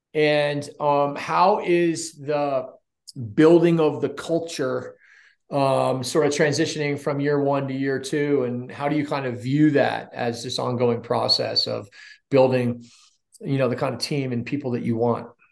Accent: Rhode Island, United States; Rhode Island, my hometown

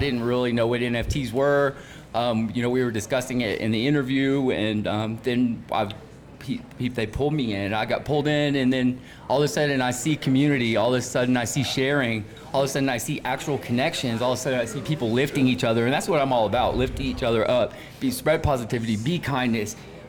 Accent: Atlanta, Georgia, United States; now in Denver, United States; Atlanta. I came from Atlanta, and I spent a little time in Tennessee, but I didn't know where I wanted to be based out of when I left the South

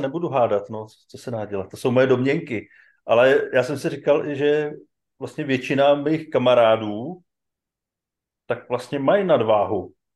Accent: Czechia

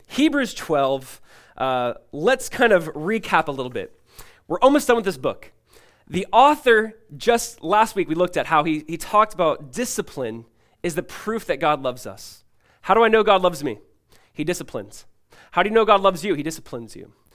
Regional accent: California, United States; growing up in California as a kid

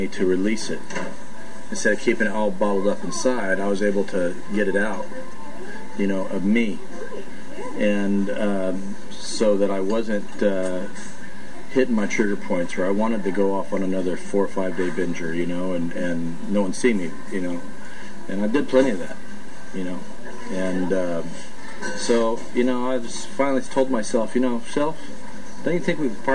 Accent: Oildale, California, United States; I grew up in Oildale, California, which is right outside of Bakersfield.

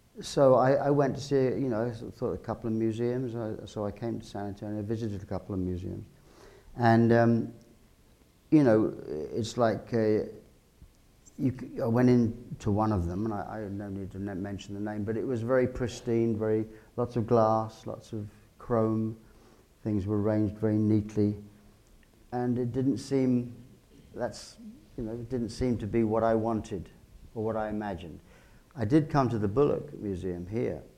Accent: England, United Kingdom; as an Englishman

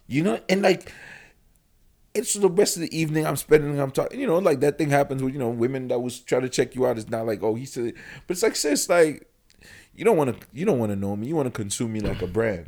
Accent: Yaoundé, Centre, Cameroon; moved away; I'm from Yaoundé, Cameroon.

